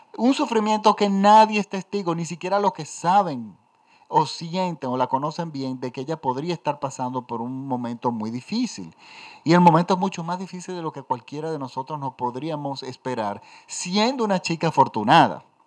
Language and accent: Spanish; Dominican Republic; en mi país, en República Dominicana.